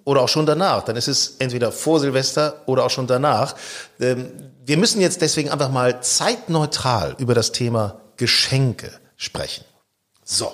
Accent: Lower Saxony, Germany; ich bin ja gebürtig in Niedersachsen

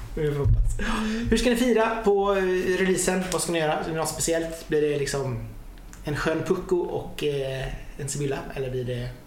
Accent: Hunnebostrand, Västra Götaland, Sweden; now in Gothenburg, Sweden; jag är ju från Hunnebostrand från början

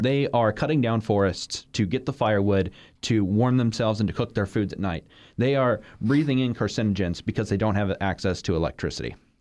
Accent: Florida, United States; I'm, I'm from Florida

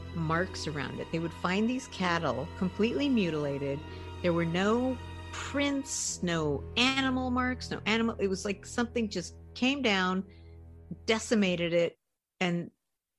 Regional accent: Colorado, United States; the town I grew up in Colorado.

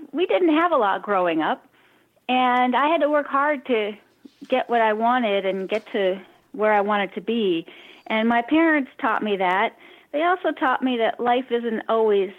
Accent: Cambridge, Massachusetts, United States; now in San Diego, United States; I grew up in Cambridge, Massachusetts

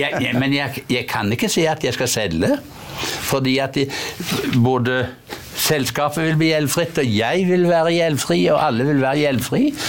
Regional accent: Hjelmeland, Rogaland, Norway; moved away; der jeg kommer fra opprinnelig. Hjelmeland i Ryfylke

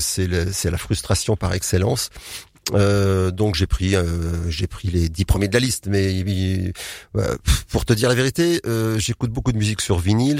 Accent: Nantes, Pays de la Loire, France; moved away as an adult; now in Marcq-en-Barœul, France; Je suis nantais.

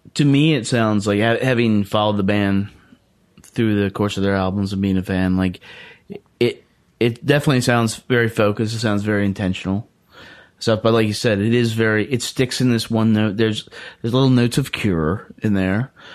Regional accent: Lynchburg, Virginia, United States; when we were growing up in Lynchburg

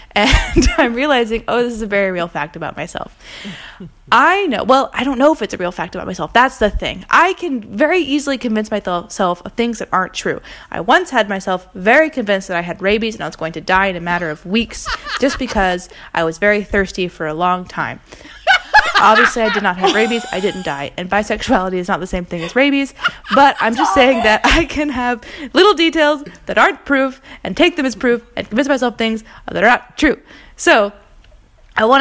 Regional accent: American Southern Bible Belt, United States; now in Paris, France; I grew up in the American Southern Bible Belt in a very conservative family

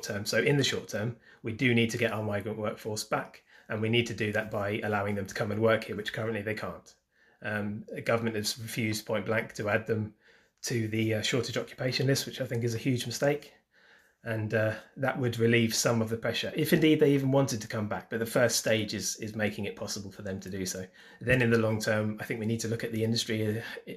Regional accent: United Kingdom; we're British

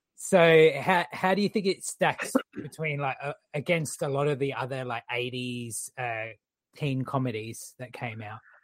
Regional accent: Australia; our movies

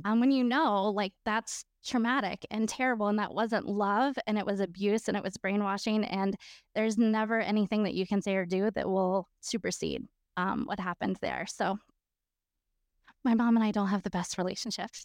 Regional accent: Florida, United States; am from Florida

